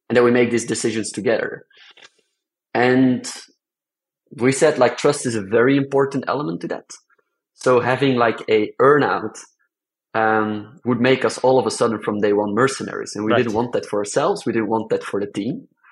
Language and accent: English; Belgium; I come from Belgium